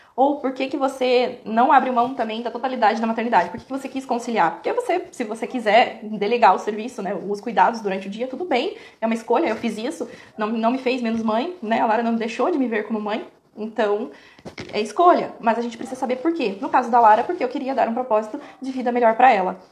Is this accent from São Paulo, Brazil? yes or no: yes; Porto Feliz, São Paulo, Brazil; Eu sou natural de Porto Feliz, é, bem próximo à, à, capital, né? De São Paulo, mas é ali do ladinho de Sorocaba, Itu. É, cresci minha vida toda lá